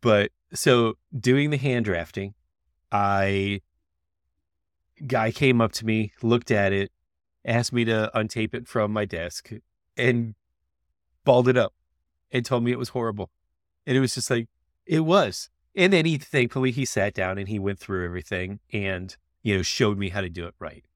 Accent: Florida, United States; I grew up in Florida

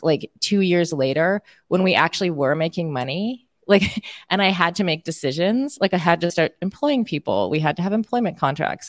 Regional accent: Canada; accent: Canadian; my Canadian accent

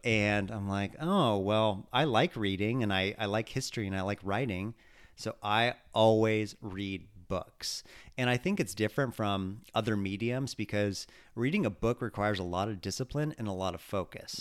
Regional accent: California, United States; growing up in California

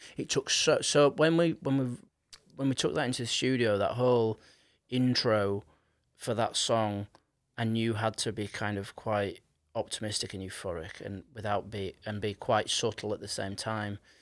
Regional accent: Leeds, Yorkshire and the Humber, United Kingdom; I grew up in Leeds

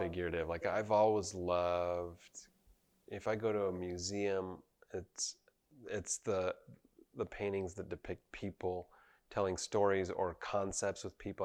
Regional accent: Provo, Utah, United States; I grew up in Provo, Utah, just about a block away from the Harris Fine Arts Center

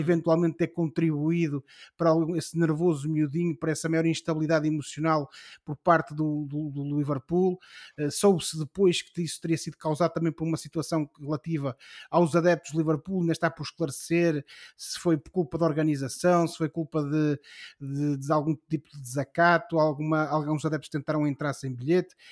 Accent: Ribeira do Neiva, Norte, Portugal; na minha terra. O clube eh, de onde eu sou eh, originário, o Grupo Esportivo Recreativo da Ribeira de Neiva

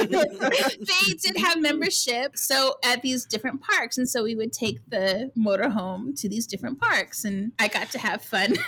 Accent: Whidbey Island, Washington, United States; where I grew up on Whidbey Island

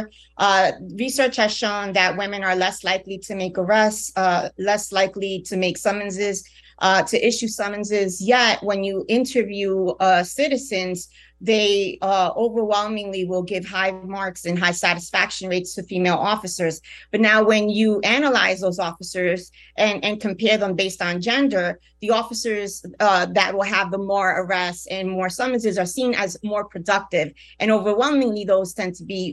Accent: Newark, New Jersey, United States; also born or lived in Puerto Rico; I was born in Puerto Rico. My parents came to Newark when they had the uprisings

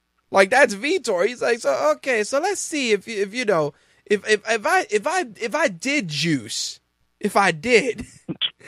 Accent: New York, United States; as a New Yorker

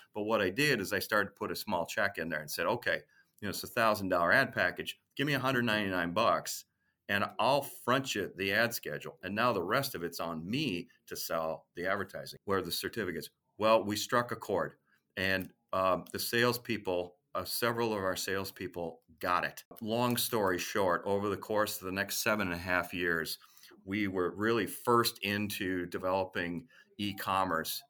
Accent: Minneapolis, Minnesota, United States; I grew up in Minneapolis, Saint Paul, and that's where I wanted to settle

